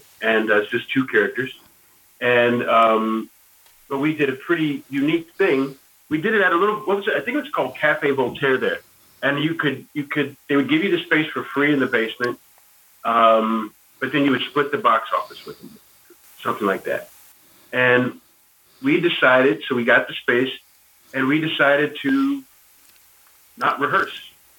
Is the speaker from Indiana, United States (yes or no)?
yes; Michigan City, Indiana, United States; I was born in Michigan City, went to school here